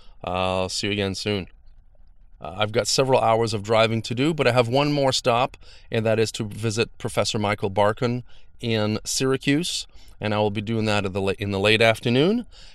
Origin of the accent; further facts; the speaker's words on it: Canada; Now, as a Canadian, I always felt like we had a little bit the one-up. You know, you don't hear a lot about violence and things like that in Canada, at least less.